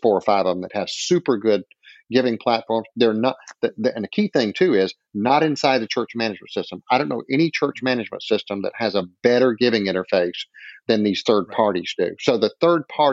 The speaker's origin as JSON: {"language": "English", "region": "the South", "country": "United States", "said": "I'm from the South"}